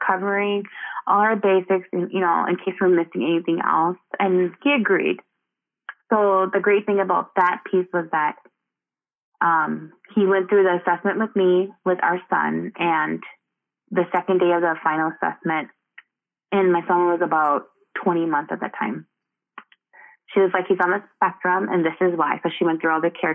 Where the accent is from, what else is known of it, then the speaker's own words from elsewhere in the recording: United States; in our culture, I identify myself as Hmong American